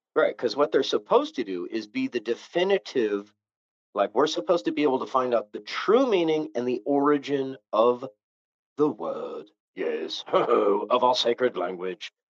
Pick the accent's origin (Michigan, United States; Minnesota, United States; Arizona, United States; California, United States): California, United States; Novato; I grew up 50 miles north of there in a little town called Novato